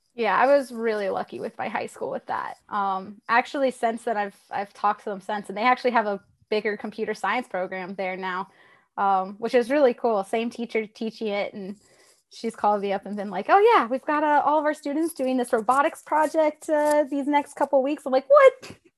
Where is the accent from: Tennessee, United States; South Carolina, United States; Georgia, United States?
Tennessee, United States; I'm from Tennessee